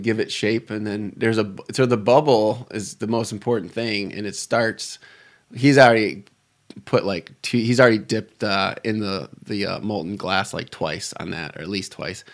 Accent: Detroit, Michigan, United States; I'm from the Detroit area. I grew up, um, around Lake Saint Clair

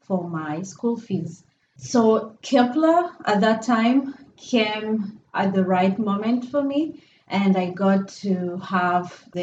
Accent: Rwanda; moved away as an adult; now in Manchester, United States; I'm from Rwanda

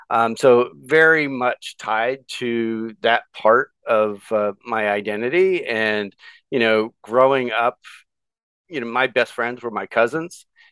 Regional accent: Lehigh County, Pennsylvania, United States; I grew up in rural Lehigh County, and basically my family has lived in that same little plot for, you know, about 275 years.

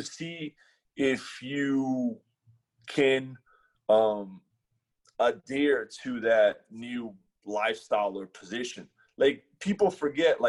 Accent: Brazil; now in United States; we're from Brazil

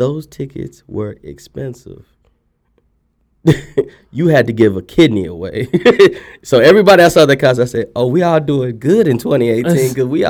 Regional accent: Dallas, Texas, United States; And I'm not even from Houston. I'm from Oak Cliff

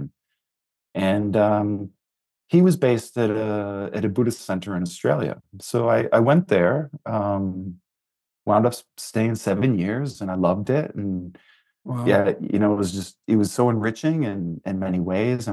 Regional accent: Naperville, Illinois, United States; I grew up in Naperville, and went through kindergarten through 12th grade in District 203

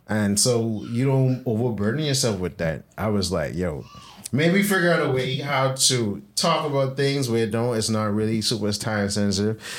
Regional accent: Bahamas; I was born in the Bahamas

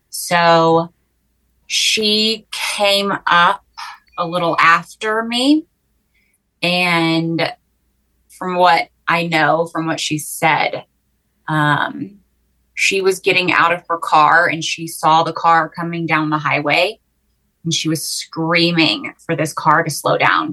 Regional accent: Waco, Texas, United States; also born or lived in New York City; I'm a Texan. I'm from Waco, born and raised

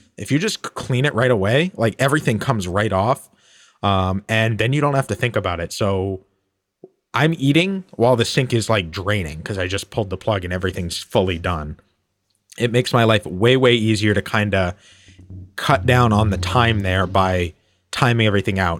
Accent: United States; we're American

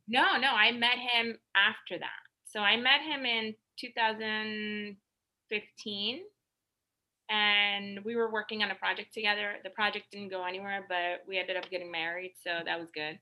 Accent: the Hamptons, New York, United States; a vanilla Latina, uh, growing up in the Hamptons

